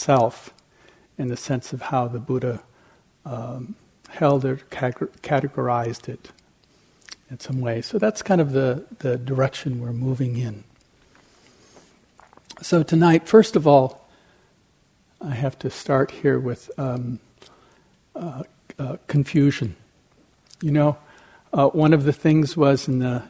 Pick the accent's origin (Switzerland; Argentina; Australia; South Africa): Switzerland; moved away as an adult; also born or lived in California; I grew up in Europe, in Switzerland